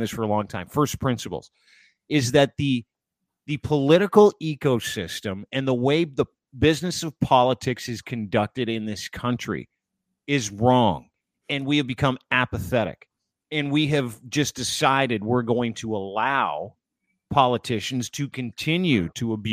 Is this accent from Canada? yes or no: yes; Canada; I am Canadian first